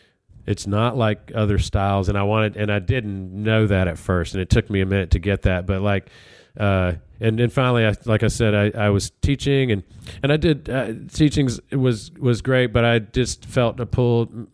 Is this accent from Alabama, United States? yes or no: yes; Alabama, United States; Even though I'm from Alabama, I didn't grow up on country music.